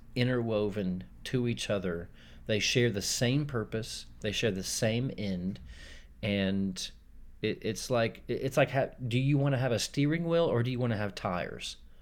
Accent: Texas, United States; also born or lived in Hong Kong; I was usually more eager to claim myself as a, as a Texan

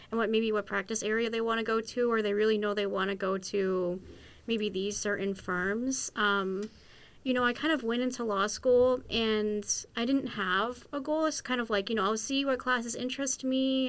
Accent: Western Massachusetts, United States; I'm originally from Western Massachusetts

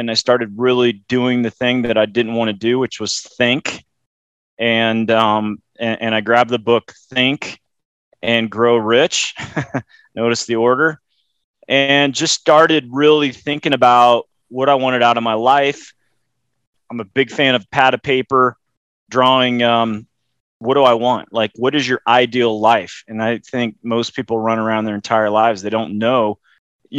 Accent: Loveland, Colorado, United States; growing up in Loveland, Colorado, which is 60 miles north of Denver

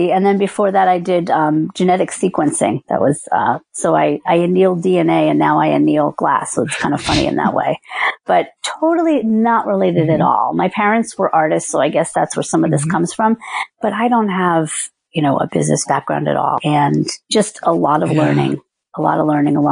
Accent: New Jersey, United States; moved away; I grew up in New Jersey.

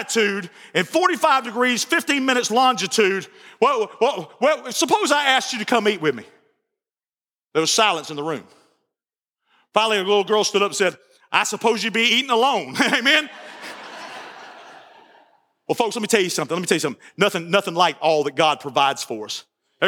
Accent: Barnesville, United States; I'm from Barnesville

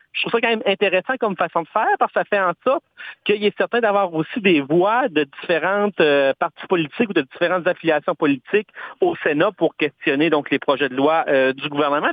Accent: Canada; chez nous au Canada

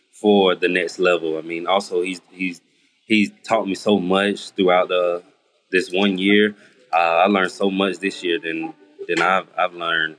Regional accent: Greenwood, South Carolina, United States; also born or lived in Atlanta, Georgia; I'm from South Carolina, from Greenwood, South Carolina. So just being able to come back home

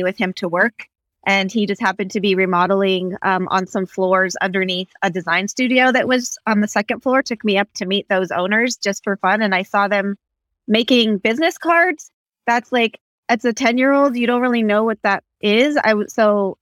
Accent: Santa Fe, New Mexico, United States; I grew up around Santa Fe

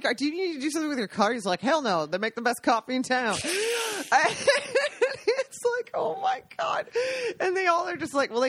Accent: Washington, United States; moved away as an adult; now in Italy; I grew up in Washington State

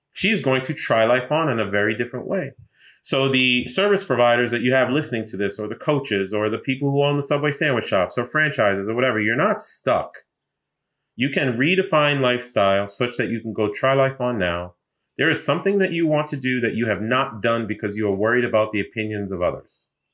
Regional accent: Boston, Massachusetts, United States; also born or lived in New York; now in Washington, D.C., United States; raised in Boston

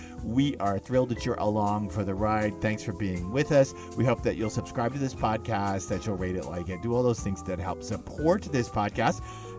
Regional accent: Dallas, Texas, United States; I grew up in Dallas.

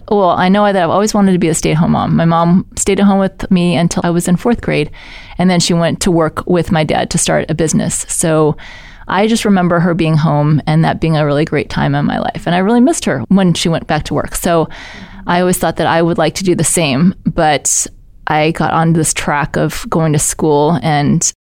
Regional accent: St. Louis, Missouri, United States; Well, I grew up in St. Louis and I went to Parkway South because people always want to know that when we grew up in St. Louis.

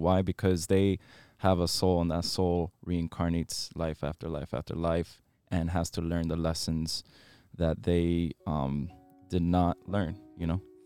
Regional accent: Miami, Florida, United States; I was born and raised here in Miami, um, so I'm a local

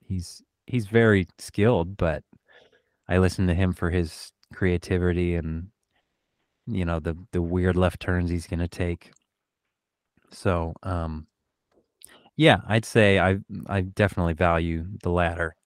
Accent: Oregon, United States; now in Los Angeles, United States; I grew up in Oregon

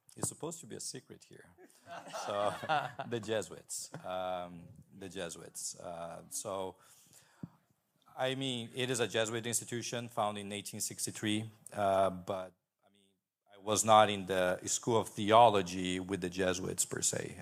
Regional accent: Brazil; also born or lived in Boston, Massachusetts; now in Redlands, United States; I'm originally from Brazil.

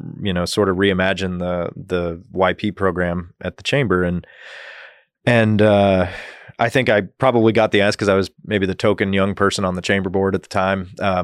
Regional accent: Colorado, United States; born there; also born or lived in Guam / Dodge City, Kansas; I was born in Colorado. My father was an airline pilot, is an airline pilot, and as a kid, that moved us around a little bit. But spent several years in Guam, of all places, through that.

